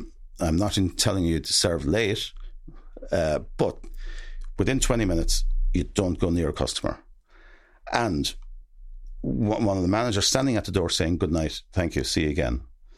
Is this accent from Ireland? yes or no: yes; Gortnahoo, Ireland; I'm from Gortnahoo. Myself and Shane Long are two famous people from Gortnahoo.